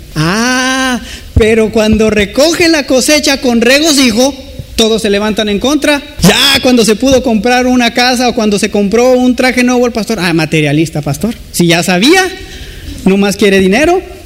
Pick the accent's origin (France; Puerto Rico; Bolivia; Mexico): Mexico; como mexicanos